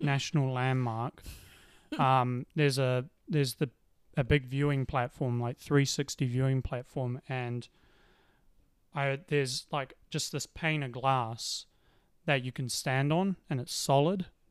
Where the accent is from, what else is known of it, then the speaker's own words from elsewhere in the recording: Auckland, New Zealand; I was born in Auckland. I've lived in Auckland